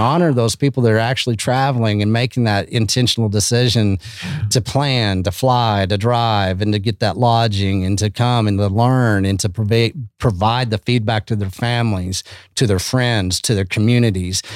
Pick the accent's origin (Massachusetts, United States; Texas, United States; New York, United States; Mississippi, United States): Texas, United States; Canyon; also born or lived in Austin, Texas; I come from Canyon, Texas, you know, and it's, it's nothing special, man, but it's very special